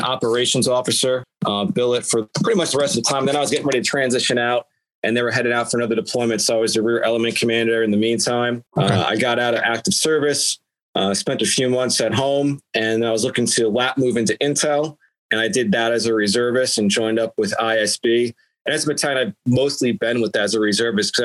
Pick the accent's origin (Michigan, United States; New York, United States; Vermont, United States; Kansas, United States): New York, United States; Long Island; I grew up in New York on Long Island